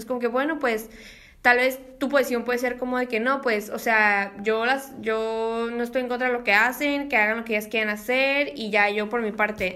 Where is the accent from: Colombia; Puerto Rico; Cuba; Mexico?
Mexico; siendo mexicanos